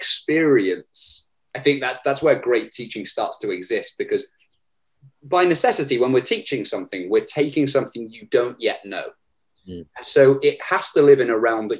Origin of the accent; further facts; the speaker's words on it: Herefordshire, West Midlands, United Kingdom; my hometown of Herefordshire